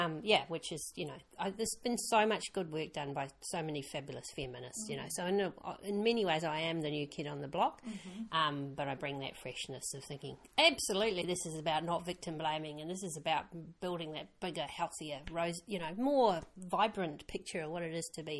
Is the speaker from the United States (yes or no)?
no; Perth, Western Australia, Australia; also born or lived in New Zealand; I'm kind of half. I was born in New Zealand, but grew up in Australia.